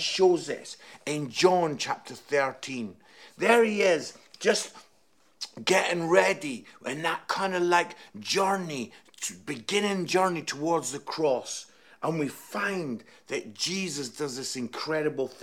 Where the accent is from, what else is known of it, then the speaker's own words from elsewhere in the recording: Scotland, United Kingdom; now in Nottingham, United Kingdom; I am Scottish